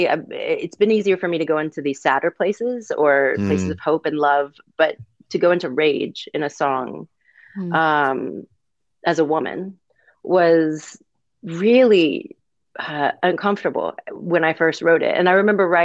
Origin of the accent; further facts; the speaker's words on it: Texas, United States; also born or lived in Mississippi; Originally from Mississippi, but I grew up in Texas